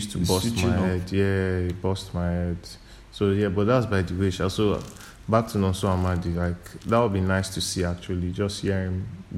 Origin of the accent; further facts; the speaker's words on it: Nigeria; stuff we grew up on in Nigeria.